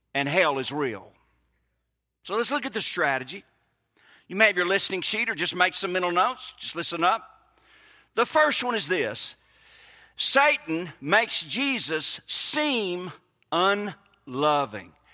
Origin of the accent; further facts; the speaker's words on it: Mississippi, United States; moved away as an adult; now in Brookhaven, United States; I grew up in Mississippi